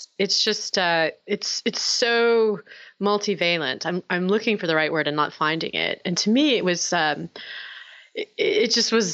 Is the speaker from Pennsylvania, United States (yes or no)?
no; Little Rock, Arkansas, United States; also born or lived in Tokyo, Japan; now in Oxford, United Kingdom; I grew up in Arkansas and I had a grandmother who was quite fundamentalist